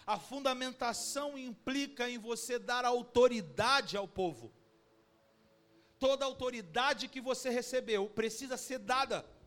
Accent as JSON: {"language": "Portuguese", "town": "Cabo Frio", "region": "Rio de Janeiro", "country": "Brazil", "said": "a nossa vida como brasileiro, cabo-friense"}